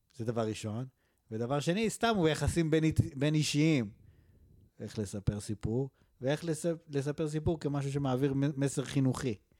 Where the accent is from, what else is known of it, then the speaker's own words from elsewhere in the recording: Israel; moved away; also born or lived in Canada; בתור ישראלים בגילנו